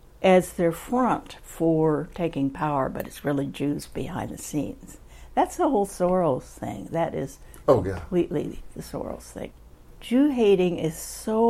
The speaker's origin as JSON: {"language": "English", "region": "Oklahoma", "country": "United States", "moved": "yes", "lives_now": "San Francisco, United States", "said": "I'm from Oklahoma"}